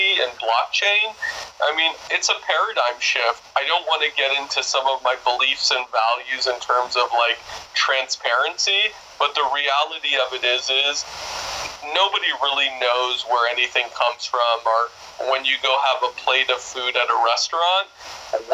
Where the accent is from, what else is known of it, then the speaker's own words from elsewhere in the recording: Washington, District of Columbia, United States; also born or lived in Oahu; now in Maui, United States; I'm originally from Washington, D.C.